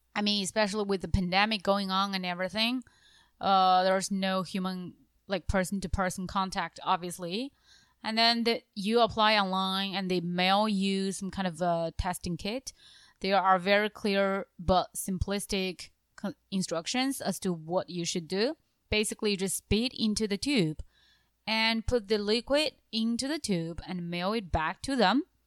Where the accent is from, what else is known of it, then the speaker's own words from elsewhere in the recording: northern Jiangxi, China; English is a second language; moved away; also born or lived in Japan; I'm from Jiangxi province, actually the north part of Jiangxi province